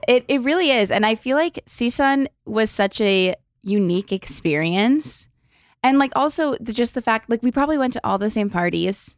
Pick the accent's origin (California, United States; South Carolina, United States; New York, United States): California, United States; Los Angeles; I grew up in L A, like, the Valley of L